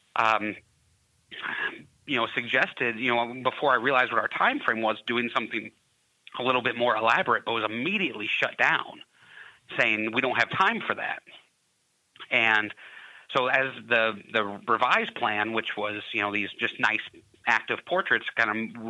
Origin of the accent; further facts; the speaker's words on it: Louisville, Kentucky, United States; moved away as an adult; also born or lived in Indiana; I grew up in Louisville, Kentucky